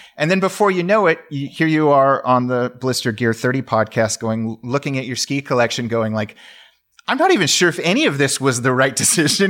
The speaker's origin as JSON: {"language": "English", "town": "Sacramento", "region": "California", "country": "United States", "tie": "born or raised there", "moved": "as an adult", "lives_now": "Pacific Northwest, United States", "said": "I was born in Sacramento, California"}